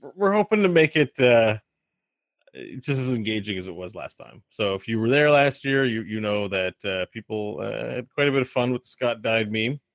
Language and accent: English; Quebec, Canada; I'm from Quebec